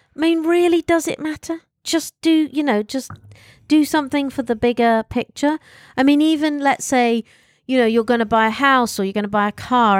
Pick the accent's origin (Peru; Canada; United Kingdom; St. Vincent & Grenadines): United Kingdom; I'm British